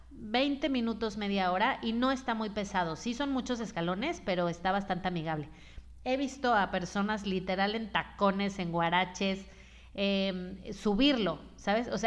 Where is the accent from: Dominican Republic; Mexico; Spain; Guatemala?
Mexico; Mazatlán, Sinaloa; pero nací en Mazatlán y es uno de mis máximos orgullos eh, de la vida. De verdad te puedo decir que soy muy feliz siendo de Mazatlán